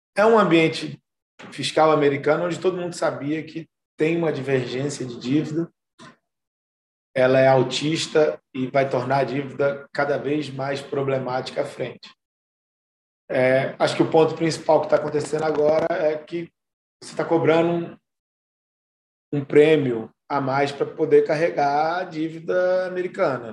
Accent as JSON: {"language": "Portuguese", "country": "Brazil", "said": "A gente, como brasileiro"}